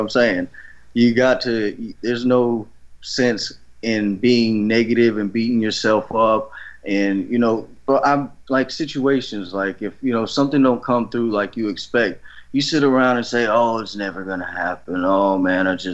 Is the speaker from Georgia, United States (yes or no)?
yes; Georgia, United States; I'm from Georgia. I'm from a small town